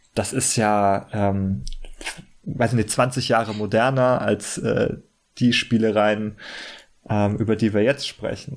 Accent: Germany; für uns als Deutsche

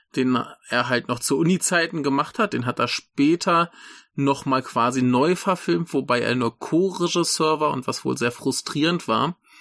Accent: Germany; now in Rhine-Main area, Germany; das Dorf, wo ich herkomme, ist ja eigentlich auch äh, ein weiß nicht, vielleicht ein Fünftel Bauern und der Rest VW-Arbeiter

